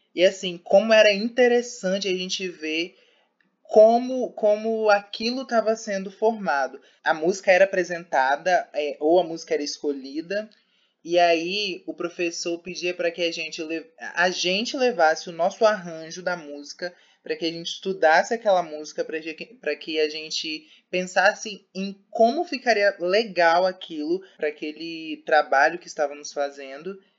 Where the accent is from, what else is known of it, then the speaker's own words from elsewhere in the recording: Vitória, Espírito Santo, Brazil; moved away as an adult; now in Feira de Santana, Brazil; Sou de Vitória, do Espírito Santo, e vim para a feira para estudar